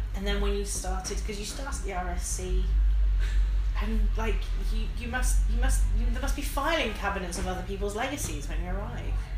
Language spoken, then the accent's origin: English; Midlands, United Kingdom; I'm from the Midlands